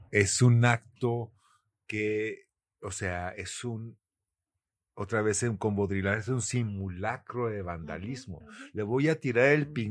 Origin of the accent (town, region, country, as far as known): Mexico